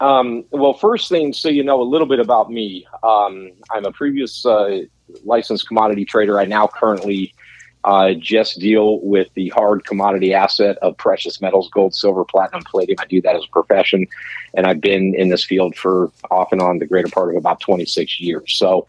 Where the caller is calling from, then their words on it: San Diego, California, United States; I'm currently at San Diego right now.